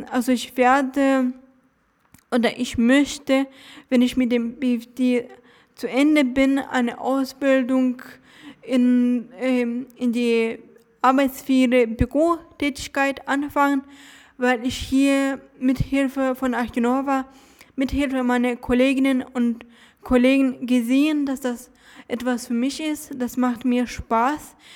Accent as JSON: {"language": "German", "town": "Dresden", "region": "Saxony", "country": "Germany", "tie": "born or raised there", "said": "Ja, ja, ich bin in Dresden zur Schule gegangen."}